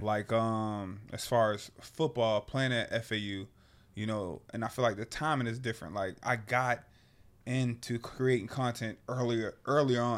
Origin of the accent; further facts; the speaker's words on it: Annapolis, Maryland, United States; moved away as an adult; born and raised in Annapolis, Maryland